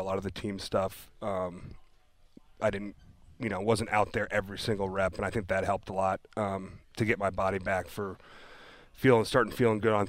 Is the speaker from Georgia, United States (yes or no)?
no; Indianapolis, Indiana, United States; also born or lived in Kansas City, Missouri / Kentucky (family); I moved to Indy when I was 8 years old